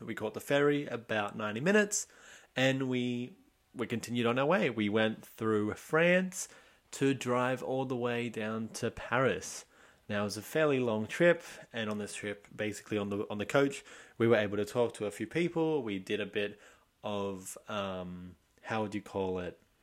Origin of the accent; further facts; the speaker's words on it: Sydney, New South Wales, Australia; I'm from Australia, Sydney